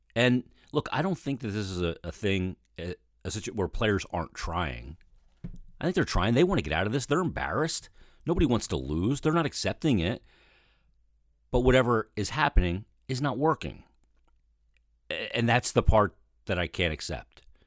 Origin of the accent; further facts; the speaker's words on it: Philadelphia, Pennsylvania, United States; also born or lived in Delaware County, Pennsylvania / Chester County, Pennsylvania / West Chester, Pennsylvania; I grew up in Philadelphia, in Delaware County, and then in Chester County.